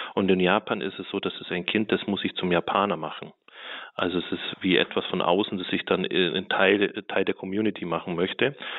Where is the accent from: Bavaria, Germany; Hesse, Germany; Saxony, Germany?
Bavaria, Germany; Allgäu; moved away; ich bin im Allgäu groß geworden, in einem sehr kleinen Dorf